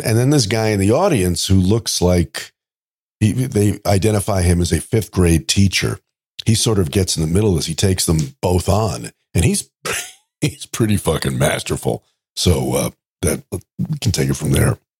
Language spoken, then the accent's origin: English; New York, United States; I grew up in New York